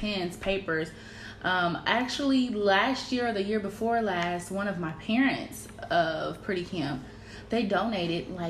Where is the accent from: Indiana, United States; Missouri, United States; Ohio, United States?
Missouri, United States; Kansas City; I grew up here in Kansas City